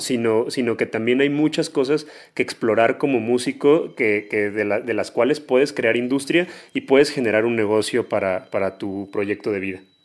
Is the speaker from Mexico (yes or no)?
yes; Mexico